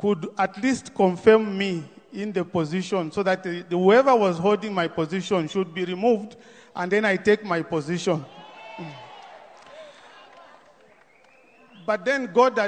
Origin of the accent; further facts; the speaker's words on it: Zambia; I come from Zambia